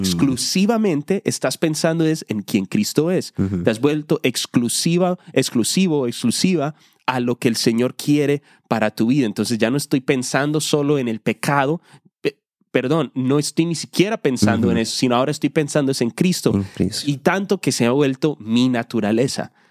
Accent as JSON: {"language": "Spanish", "country": "Colombia", "moved": "yes", "said": "Yo soy hispano, soy colombiano"}